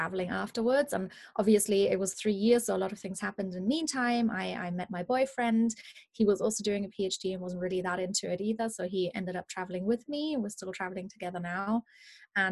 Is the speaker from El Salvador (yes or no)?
no; Munich, Bavaria, Germany; English is a second language; moved away as an adult; also born or lived in London; I am originally from Germany. That's why I have a bit of a funny accent, in case anybody's wondering where that's coming from. I'm from Munich in Germany